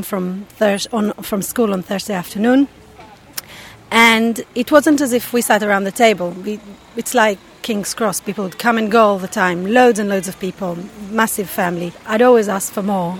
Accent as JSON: {"language": "English", "country": "Israel", "tie": "born or raised there", "said": "I grew up in Israel"}